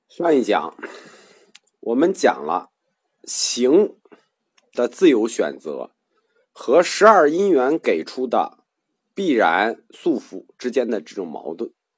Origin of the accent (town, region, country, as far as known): China